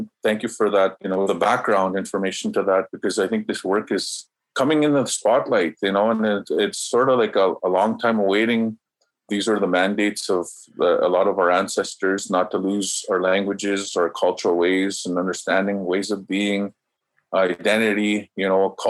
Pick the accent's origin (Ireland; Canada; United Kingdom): Canada; first language Cree; English is a second language; And I said that in the Cree language. And, you know, I say that because my first language is Cree.